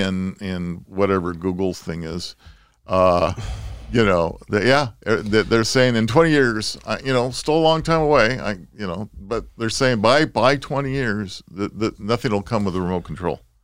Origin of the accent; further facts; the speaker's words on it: Southern California, United States; growing up in Southern California